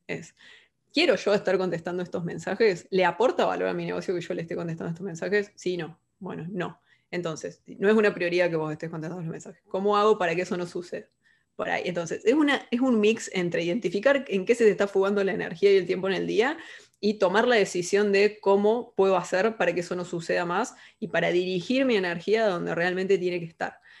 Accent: Córdoba, Argentina; moved away as an adult; also born or lived in Carlos Paz, Argentina; now in Buenos Aires, Argentina; Soy cordobesa, argentina

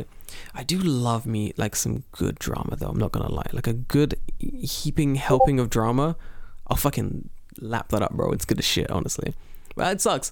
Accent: London, United Kingdom; moved away; I'm from London

